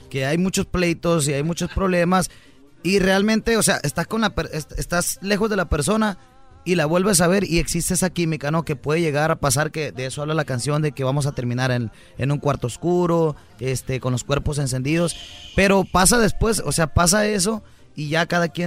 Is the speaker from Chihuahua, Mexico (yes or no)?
no; Querétaro, Mexico; Soy de Querétaro.